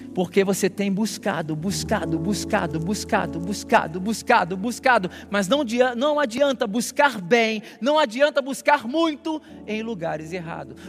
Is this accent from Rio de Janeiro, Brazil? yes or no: yes; Rio de Janeiro, Brazil; now in São Paulo, Brazil; eu não sou de São Paulo, eu sou do Rio